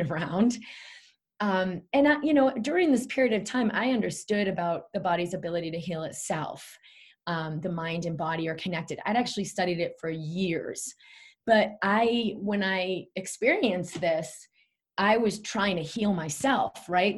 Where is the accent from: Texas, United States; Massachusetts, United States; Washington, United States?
Massachusetts, United States; Boston; I grew up in Boston